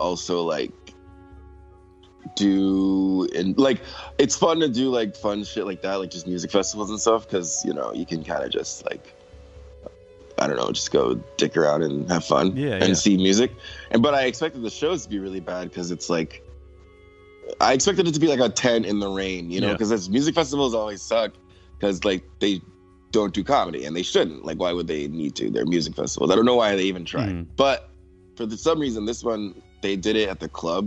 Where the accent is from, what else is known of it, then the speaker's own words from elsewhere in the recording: St. Croix, U.S. Virgin Islands; moved away; also born or lived in Austin, Texas; I'm originally from the U.S. Virgin Islands, like St. Croix, by Puerto Rico, like in the Caribbean.